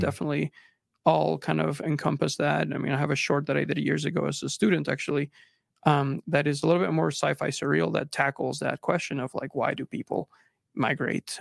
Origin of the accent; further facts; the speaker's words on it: Texas, United States; moved away as an adult; also born or lived in Monterrey, Mexico; now in Utah, United States; I moved from Mexico, I was born in Mexico, immigrated to Texas, um, and lived there until I came to school, uh, here in Utah